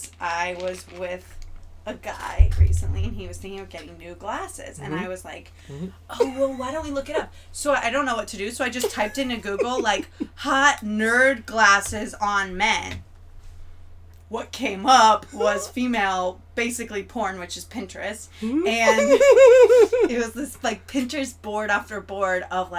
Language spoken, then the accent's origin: English; Florida, United States; I'm from Florida